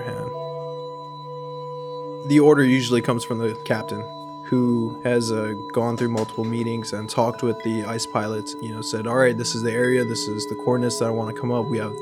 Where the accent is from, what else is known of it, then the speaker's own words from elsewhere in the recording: Hilo, Hawaii, United States; I'm from Hilo, Hawaii